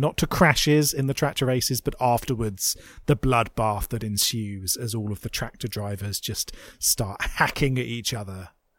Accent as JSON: {"language": "English", "country": "United Kingdom", "said": "And you know what? I'm a Brit. I believe in the royal family."}